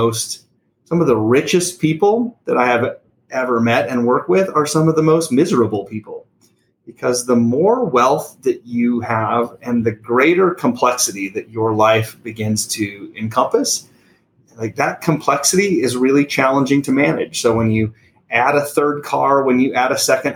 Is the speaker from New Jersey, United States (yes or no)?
no; Sargent, Nebraska, United States; also born or lived in Belgium; I grew up in a tiny little town in the middle of central Nebraska